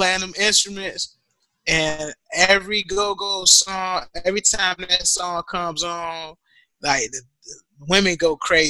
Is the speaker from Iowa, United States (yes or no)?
no; Norfolk, Virginia, United States; cause I heard go-go growing up in Norfolk, Virginia.